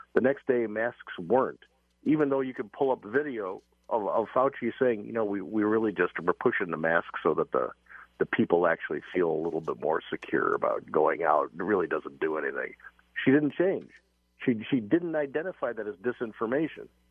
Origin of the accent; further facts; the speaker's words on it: United States; We, we Americans